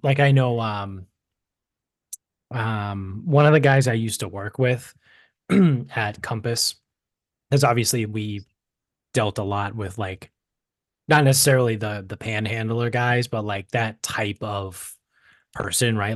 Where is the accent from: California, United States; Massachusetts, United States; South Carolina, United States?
Massachusetts, United States; Medford; growing up in Medford, being right on the Orange Line, like I, like I said, I grew up right next to the Wellington train station